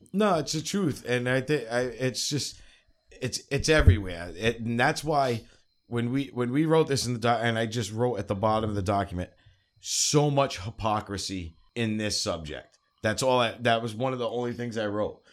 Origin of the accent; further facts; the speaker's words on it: New England, United States; I grew up in New England my whole life